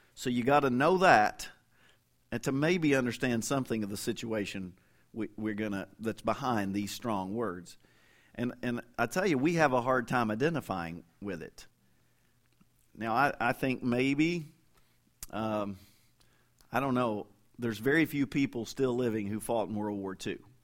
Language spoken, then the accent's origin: English; Kentucky, United States; moved away as an adult; also born or lived in Fort Worth, Texas; now in Oklahoma, United States; I say, "Kentucky." And, and now I've lived longer outside of Kentucky than I did, I mean, I left there when I was twenty-two, for good